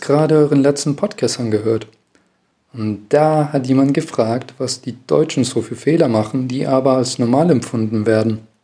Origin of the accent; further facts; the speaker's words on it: Chile; ich komme aus Chile, Südamerika